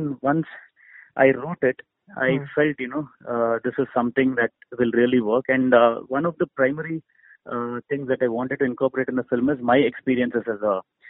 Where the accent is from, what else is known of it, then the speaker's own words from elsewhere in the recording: India; So, I'm very Indian at heart when it comes to the core emotion of a film.